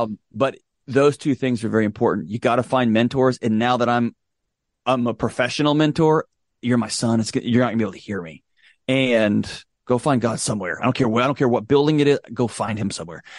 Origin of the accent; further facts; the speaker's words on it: Houston, Texas, United States; moved away as an adult; now in Nashville, United States; I was born and raised in Houston, Texas. I spent all my life in Texas till I moved out here